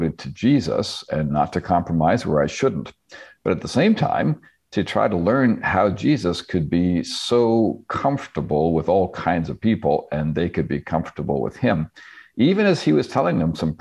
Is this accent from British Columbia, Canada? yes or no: no; Northern Ontario, Canada; also born or lived in South West England; I was raised in Northern Ontario. I spent a little bit of my boyhood in Britain, but otherwise was born and raised in Ontario, Canada